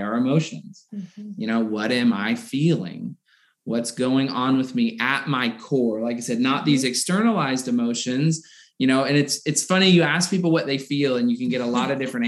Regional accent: the South, United States; I grew up in the South.

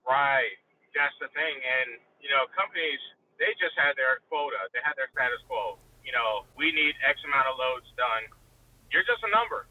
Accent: Richmond, Virginia, United States; I was born and raised in Richmond, Virginia.

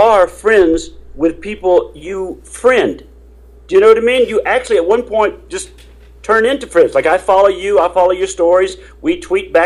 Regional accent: Houston, Texas, United States; also born or lived in Tulsa, Oklahoma; I grew up most of my life in Texas, down in Houston

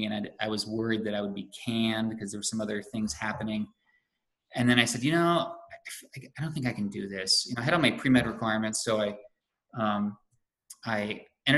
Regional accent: California, United States; moved away as an adult; also born or lived in Vermont; now in Western Massachusetts, United States; I grew up in California and went to school in Santa Barbara

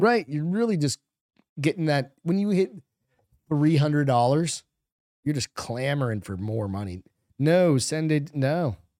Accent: New England, United States; I'm a French guy growing up in New England.

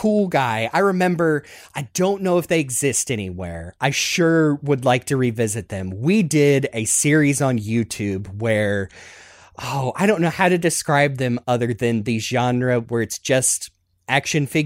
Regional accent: Southern, United States; accent: Southern; my Southern accent

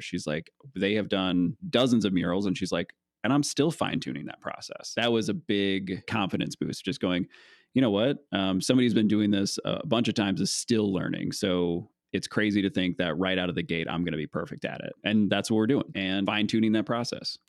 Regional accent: Geneseo, Illinois, United States; also born or lived in Spring Valley, Illinois / Princeton, Illinois; I was born in Spring Valley, Illinois, uh, and then my family moved to Princeton, Illinois, and then to Geneseo, which is where most my family lives, which is pretty close to the Quad Cities

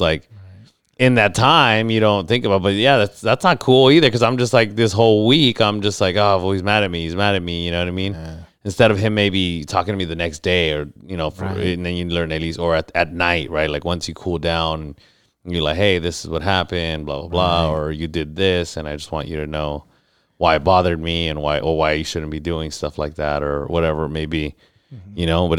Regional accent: National City, California, United States; growing up in National City and growing up in situations where you kind of have to learn to take care of yourself too

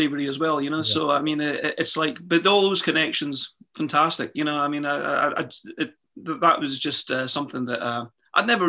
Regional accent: Moray Firth, Scotland, United Kingdom; now in England; I grew up in the Murray Firth, right opposite me

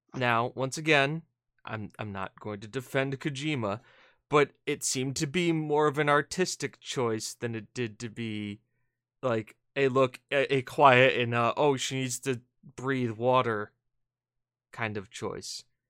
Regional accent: United States; we're American

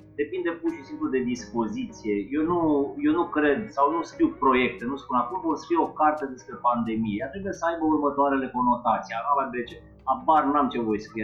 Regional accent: Drobeta-Turnu Severin, Mehedinți County, Romania; moved away as an adult; Eu sunt născut în turnul Severin și până la 19 ani am locuit acolo

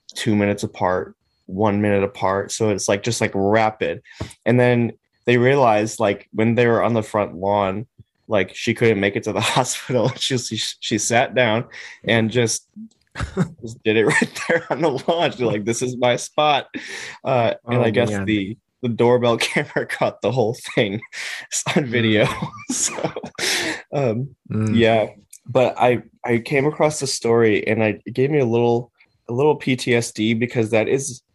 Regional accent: Chicago, Illinois, United States; we grew up in Chicago.

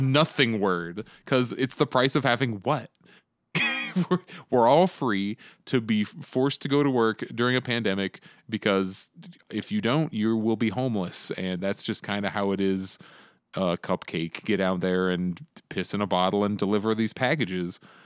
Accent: Arizona, United States; here in Arizona, my home state

